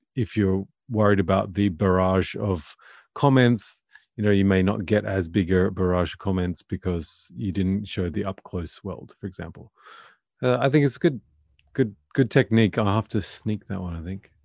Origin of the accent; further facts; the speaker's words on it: Australia; moved away as an adult; now in Norway; I'm Australian and I'm living in Norway of all places